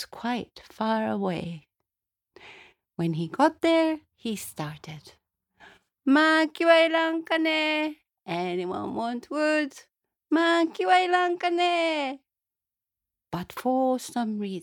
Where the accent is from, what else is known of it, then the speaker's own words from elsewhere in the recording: Tokyo, Japan; now in Glens of Antrim, United Kingdom; I'm originally from Tokyo, Japan, but guess where I am living now? I live in Northern Ireland